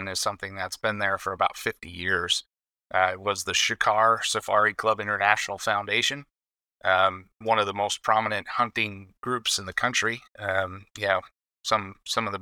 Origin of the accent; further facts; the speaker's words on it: Wisconsin, United States; now in Minnesota, United States; Wisconsin. Wisconsin boy